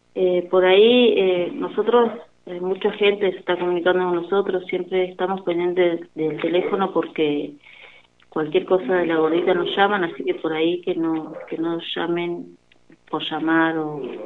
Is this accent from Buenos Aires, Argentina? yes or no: no; El Cóndor, Río Negro, Argentina; somos del Bañario